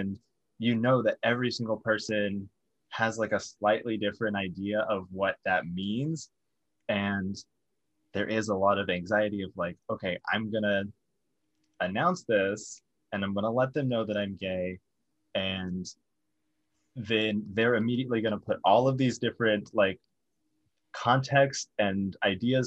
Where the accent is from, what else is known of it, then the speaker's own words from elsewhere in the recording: the South, United States; growing up in the South